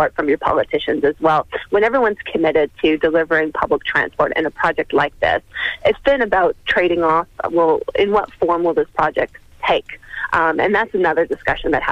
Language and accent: English; Canada; now in Melbourne, Australia; as a Canadian myself